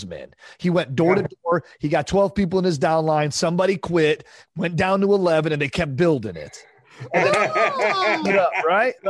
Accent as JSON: {"language": "English", "town": "Detroit", "region": "Michigan", "country": "United States", "said": "I'm from Detroit."}